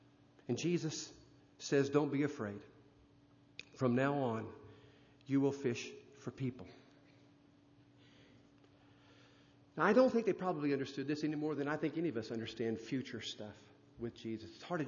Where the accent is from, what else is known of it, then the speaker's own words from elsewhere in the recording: India; Sometimes my thoughts would wander growing up in India, being raised in the Hindu faith. My mother was a priestess in the temple.